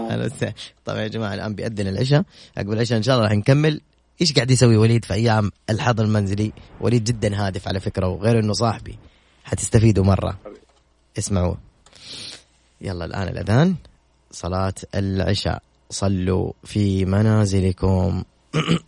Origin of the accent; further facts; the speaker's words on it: Saudi Arabia; افتخر انه انا ابن هذه البلد والله العظيم افتخر انه مسقط راسي انا في هذه البلد